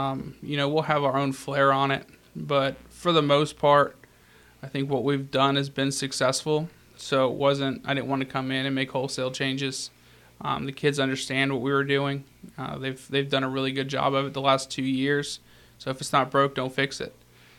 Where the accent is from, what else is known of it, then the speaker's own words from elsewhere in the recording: South Pittsburg, Tennessee, United States; The Masters Academy, it's actually funny. It's in my hometown.